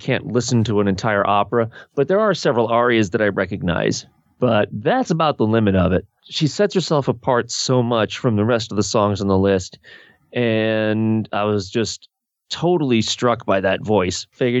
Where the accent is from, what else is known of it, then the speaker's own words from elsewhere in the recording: United States; After all, I'm an American.